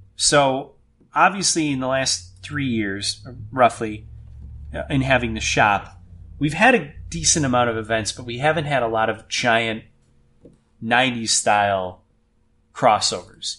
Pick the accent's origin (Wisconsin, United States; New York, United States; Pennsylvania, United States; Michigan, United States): Wisconsin, United States; Merton; I grew up in Merton